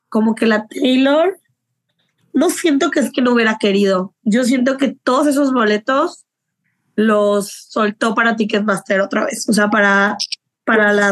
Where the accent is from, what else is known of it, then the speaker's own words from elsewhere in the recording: Mexico; Eh, soy de México, o whatever